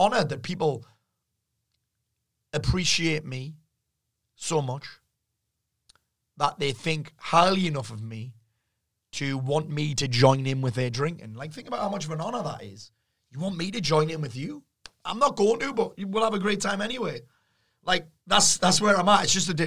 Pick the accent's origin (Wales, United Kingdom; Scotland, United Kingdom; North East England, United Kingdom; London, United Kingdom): North East England, United Kingdom; the Northeast; the environment that I'm from the Northeast